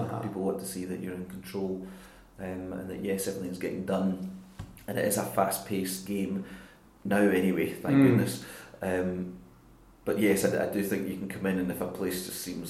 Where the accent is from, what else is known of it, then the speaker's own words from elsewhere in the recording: Glasgow, Scotland, United Kingdom; accent: island lilt; also born or lived in Isle of Mull; I did most of my growing up in Jordan Hill.